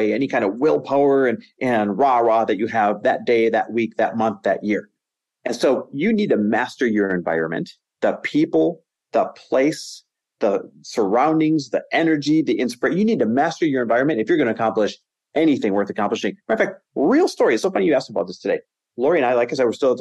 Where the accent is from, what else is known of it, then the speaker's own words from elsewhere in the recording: Green Bay, Wisconsin, United States; also born or lived in Los Angeles, California / Arizona; now in Newport Beach, United States; our lake house is in Green Bay, Wisconsin. And I grew up here